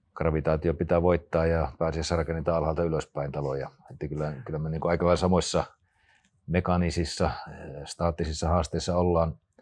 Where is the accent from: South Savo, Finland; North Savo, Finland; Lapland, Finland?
North Savo, Finland; Rautalampi; moved away; also born or lived in Espoo; mä olen syntynyt pienellä paikkakunnalla Rautalammilla